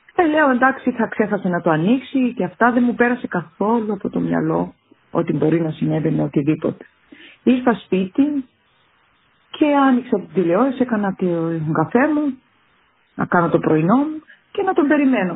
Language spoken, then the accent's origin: Greek; Kythrea, Nicosia District, Cyprus; moved away as an adult; στο δημοτικό σχολείο του χωριού μου, της Κιθρέας, Κιθρέα λέγεται το χωριό μου